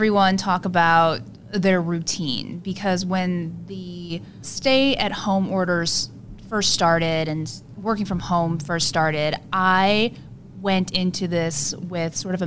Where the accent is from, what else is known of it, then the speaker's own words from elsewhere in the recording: South Korea; moved away; I am from Korea